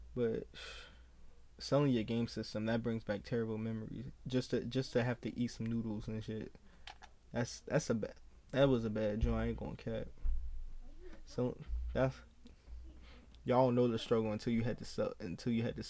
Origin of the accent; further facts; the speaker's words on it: United States; as a young kid growing up in America